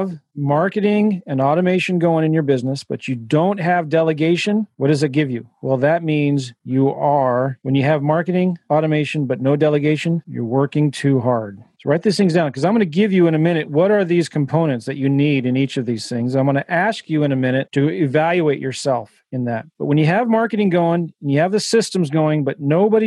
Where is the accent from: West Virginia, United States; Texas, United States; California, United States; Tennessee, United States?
California, United States; San Diego; moved away; I'm from San Diego. My mom still lives there.